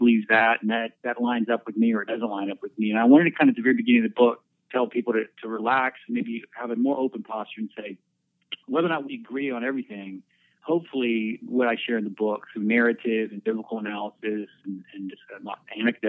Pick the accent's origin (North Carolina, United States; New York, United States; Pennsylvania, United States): Pennsylvania, United States; Erie; moved away as an adult; now in Abilene, United States; I'm from Erie, which is northwest.